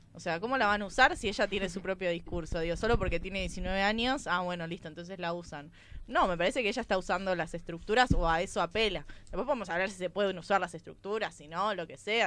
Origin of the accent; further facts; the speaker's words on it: Buenos Aires Province, Argentina; yo soy de provincia de Buenos Aires